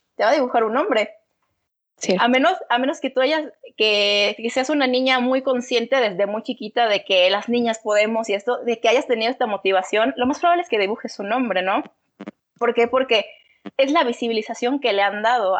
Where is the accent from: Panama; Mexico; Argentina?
Mexico; todo el machismo que tenemos como sociedad, todo este machismo como sociedad mexicana